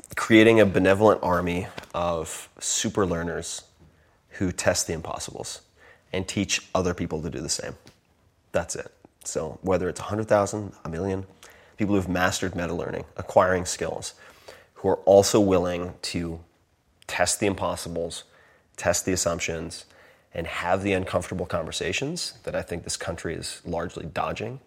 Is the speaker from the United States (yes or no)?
yes; Long Island, New York, United States; I'm from Long Island.